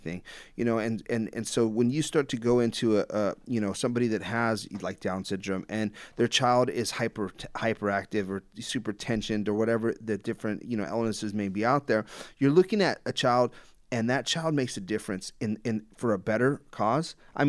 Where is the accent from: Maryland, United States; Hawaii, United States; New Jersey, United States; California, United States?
California, United States; Los Angeles; growing up in Los Angeles myself, you know